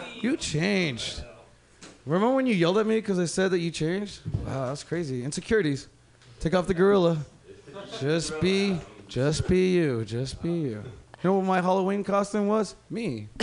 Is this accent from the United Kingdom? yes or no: no; Mexico; English is a second language; moved away; I'm from Mexico.